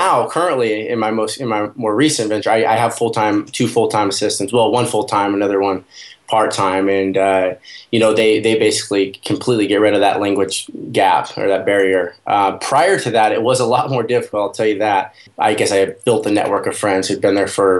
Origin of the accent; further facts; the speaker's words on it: the Northwest, Pacific Northwest, United States; I'm from the Northwest in the United States